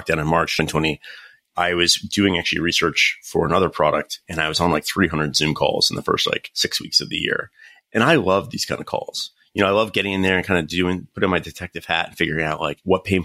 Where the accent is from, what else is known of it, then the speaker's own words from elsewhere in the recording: North Carolina, United States; moved away as an adult; now in California, United States; I'm actually originally from North Carolina, studied computer science